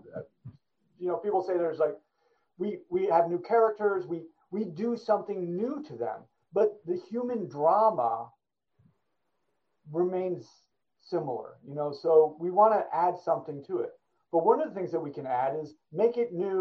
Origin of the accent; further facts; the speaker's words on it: New York, United States; I grew up in New York.